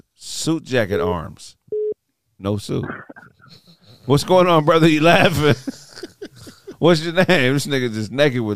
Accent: New York City, New York, United States; I'm actually from Queens.

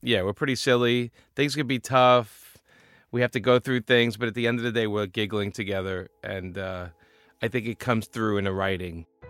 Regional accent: New York City, New York, United States; being a New Yorker

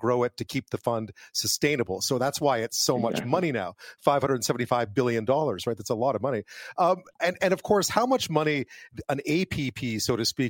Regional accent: Quebec, Canada; I grew up in Quebec

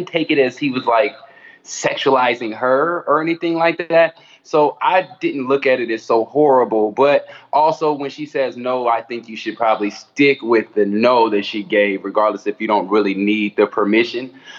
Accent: Denver, Colorado, United States; I'm from Denver, Colorado.

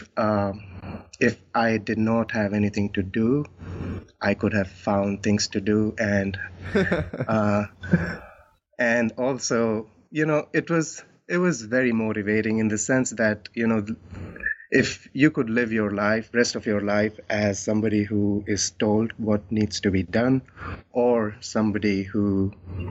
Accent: New Delhi, Delhi, India; I am born and brought up in New Delhi

